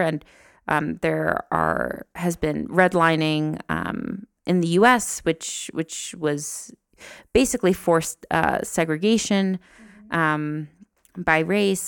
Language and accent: English; New Jersey, United States; moved away as an adult; now in Rwanda; I'm from New Jersey